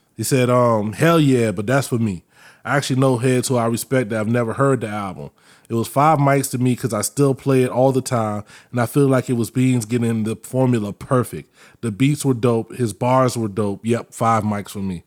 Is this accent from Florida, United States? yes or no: yes; Winter Park, Florida, United States; I grew up in Winter Park